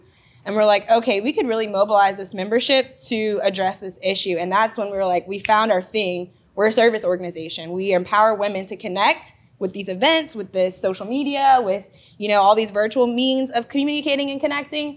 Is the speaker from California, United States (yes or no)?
no; Lafayette, Louisiana, United States; moved away as an adult; now in Baton Rouge, United States; I'm originally from Lafayette, Louisiana. Moved to Baton Rouge in 2011 to go to LSU